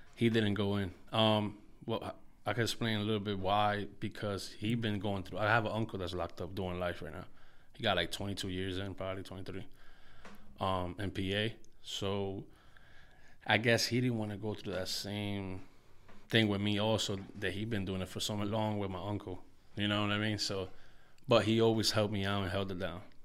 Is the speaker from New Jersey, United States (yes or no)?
yes; Paterson, New Jersey, United States; I'm from Market Street, Patterson, New Jersey. That's the hood where I grew up when I was younger